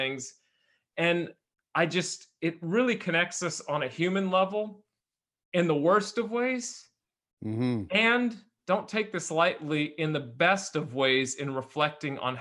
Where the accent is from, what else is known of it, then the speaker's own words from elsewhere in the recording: Bay Area, close to San Francisco, California, United States; We're in California. We grew up in the Bay Area, close to San Francisco